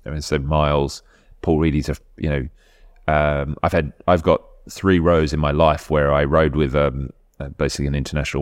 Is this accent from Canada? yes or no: no; Adelaide, South Australia, Australia; moved away as an adult; now in United Kingdom; I grew up in Adelaide